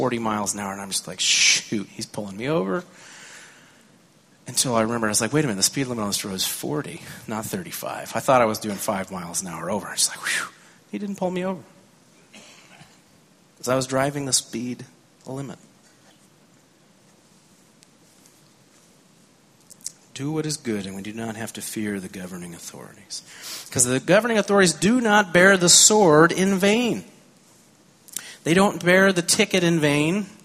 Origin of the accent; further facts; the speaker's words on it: California, United States; I grew up in California. I learned to drive in California.